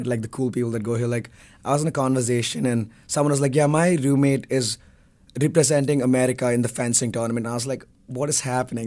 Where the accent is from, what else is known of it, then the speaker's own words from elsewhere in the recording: Bangalore, Karnataka, India; moved away as an adult; I'm from Bangalore, India